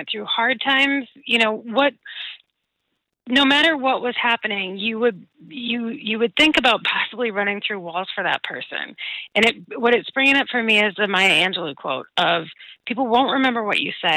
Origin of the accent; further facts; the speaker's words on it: Minnesota, United States; I'm from Minnesota